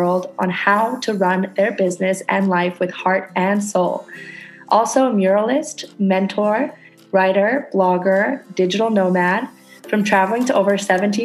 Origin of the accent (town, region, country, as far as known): Canada; now in Indonesia